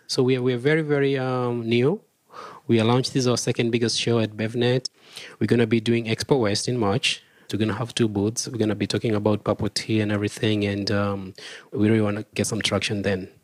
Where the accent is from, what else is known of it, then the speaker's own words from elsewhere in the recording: Kenya; I'm from Kenya